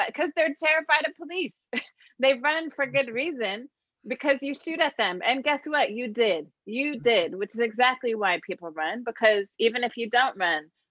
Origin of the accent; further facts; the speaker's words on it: Minneapolis, Minnesota, United States; moved away; also born or lived in Columbus, Ohio; I was born in the Twin Cities, Minnesota, but I had my baby in Columbus.